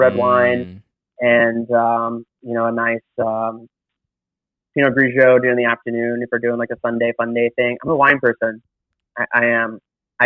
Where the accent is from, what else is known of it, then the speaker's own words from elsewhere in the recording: Tennessee, United States; moved away as an adult; now in Los Angeles, United States; I grew up in a small town in Tennessee.